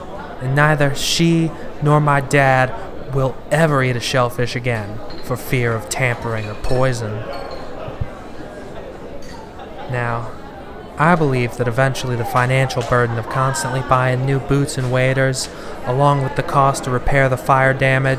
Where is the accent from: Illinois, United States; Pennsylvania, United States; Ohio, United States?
Illinois, United States; Chicago; People ask me where I'm from. I tell them I grew up in Chicago. But the truth is, I moved around a lot when I was a kid.